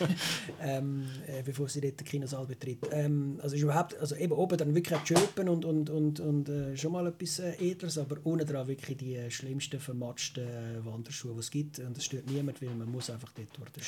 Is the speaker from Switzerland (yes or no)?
yes; Switzerland; als Schweizer